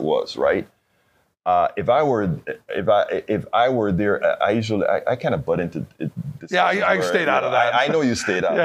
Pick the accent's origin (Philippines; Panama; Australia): Panama; moved away; I'm from Panama.